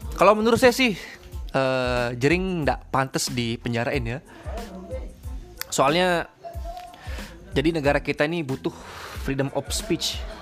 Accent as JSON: {"language": "Indonesian", "area": "Lombok", "region": "West Nusa Tenggara", "country": "Indonesia", "said": "kita ini orang Lombok ya biar kalian tahu Kita tinggal di Mataram"}